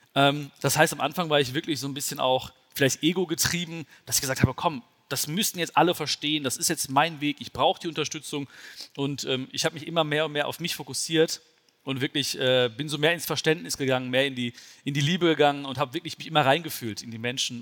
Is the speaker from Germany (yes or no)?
yes; Germany; also born or lived in India (ancestry); Bin ich jetzt der Deutsche in Indien oder der Inder in Deutschland?